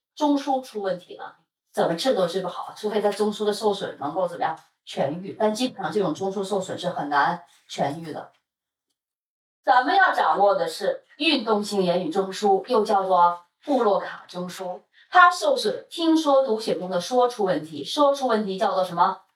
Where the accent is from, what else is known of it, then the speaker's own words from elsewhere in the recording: Northeast China, China; moved away; also born or lived in Beijing; 因为我是东北人哈，这边的满族的同学哈，包括在北京我认识的所有的